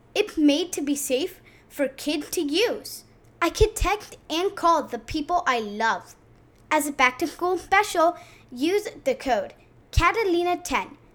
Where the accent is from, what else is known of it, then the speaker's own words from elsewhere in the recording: New York, United States; I was born in New York